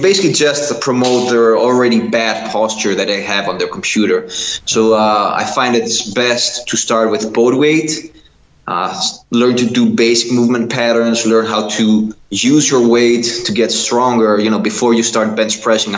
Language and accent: English; Kastoria, Western Macedonia, Greece; English is a second language; moved away as an adult; also born or lived in Netherlands; I moved back to my hometown in Greece. I live in northern Greece, really small town, a really beautiful town, Kastoria